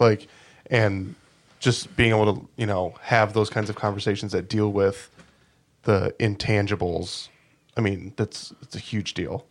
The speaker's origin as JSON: {"language": "English", "region": "Minnesota", "country": "United States", "tie": "born or raised there", "said": "I'm from Minnesota."}